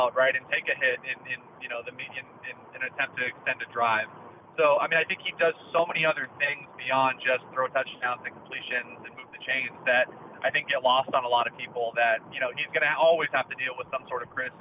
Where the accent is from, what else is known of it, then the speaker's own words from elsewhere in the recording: Southern California, United States; I grew up in Southern California